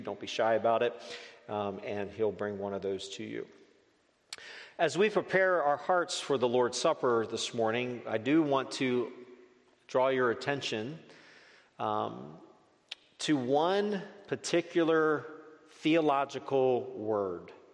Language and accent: English; Northeast, United States; moved away; I grew up in the Northeast